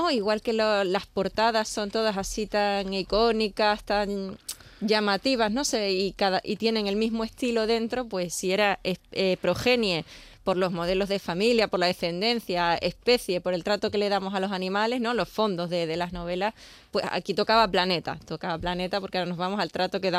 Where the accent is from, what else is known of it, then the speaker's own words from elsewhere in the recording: Extremadura, Spain; also born or lived in Seville; Sí, sí, sí, pero bueno, aquí nací, aquí venía los veranos, nada menos que los veranos, cuando todos os vais, yo venía aquí